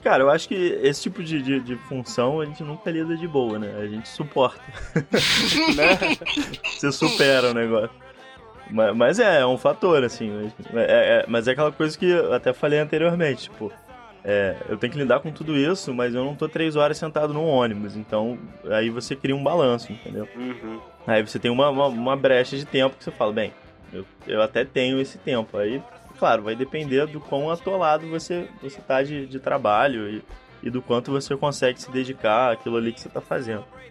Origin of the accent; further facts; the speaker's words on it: Rio de Janeiro, Brazil; also born or lived in São Paulo; eu e a Luísa, nós somos do, do, do Rio de Janeiro